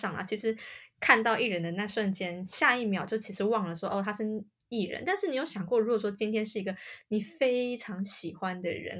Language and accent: Chinese; Taiwan; 嗨，大家早安，